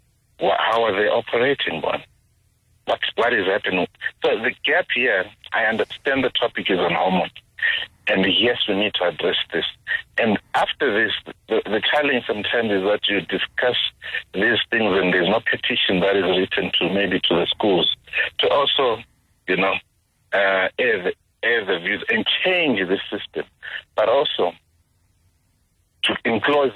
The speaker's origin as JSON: {"language": "English", "country": "Zimbabwe", "moved": "yes", "lives_now": "Johannesburg, South Africa", "said": "I'm originally from Zimbabwe"}